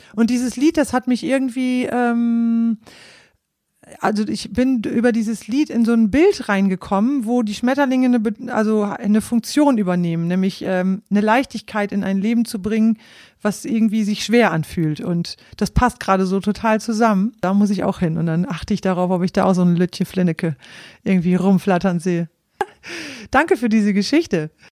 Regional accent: East Frisia, Lower Saxony, Germany; ich stamme aus Ostfriesland

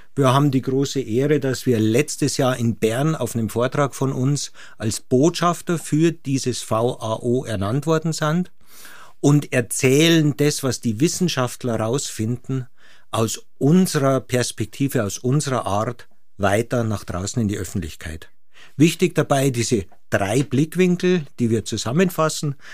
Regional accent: Munich, Bavaria, Germany; ich bin als Münchner mit Ski aufgewachsen von Anfang

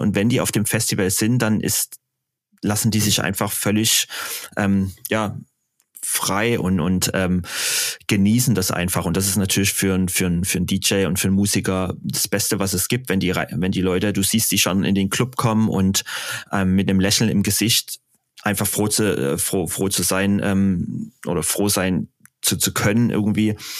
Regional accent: Dresden, Saxony, Germany; ich äh, erstmal aus Deutschland komme und dann aus Dresden

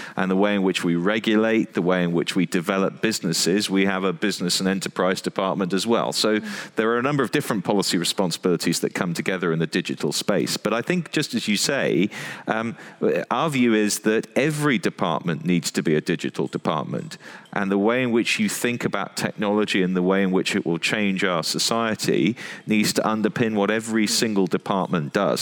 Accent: United Kingdom

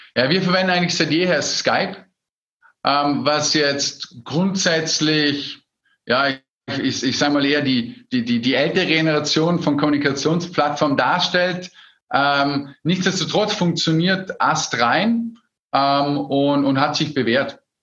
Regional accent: Austria; bei uns in Österreich, wo wir sehr stark tourismusabhängig sind

